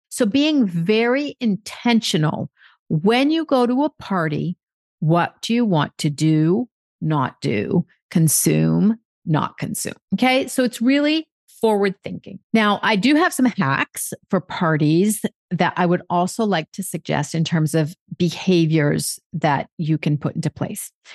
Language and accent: English; United States; now in France; I'm American